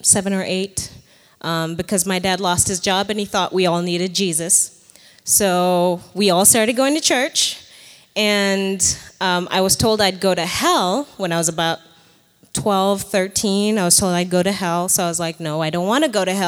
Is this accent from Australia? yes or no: no; Nairobi, Kenya; moved away as an adult; now in United States; I was born in Nairobi, Kenya